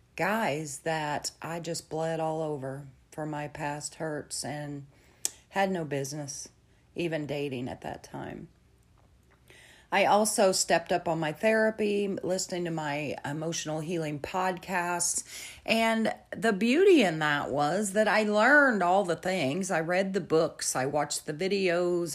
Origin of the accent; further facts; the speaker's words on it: central Illinois, United States; my family is based in central Illinois